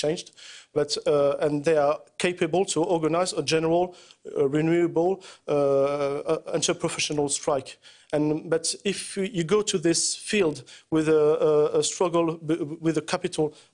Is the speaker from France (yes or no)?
yes; France